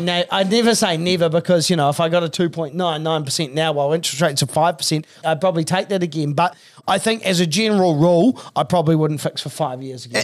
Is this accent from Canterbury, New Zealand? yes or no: yes; Christchurch, Canterbury, New Zealand; I was from Christchurch.